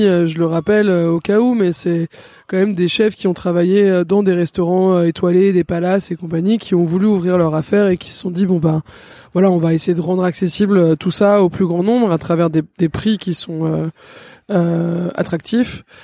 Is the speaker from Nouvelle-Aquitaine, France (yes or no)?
no; Paris, Île-de-France, France; J'ai grandi à Paris dans le 6